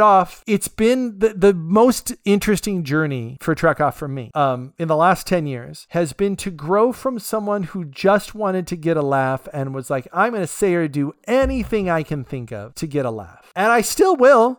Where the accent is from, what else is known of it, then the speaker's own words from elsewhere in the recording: California, United States; I'm from California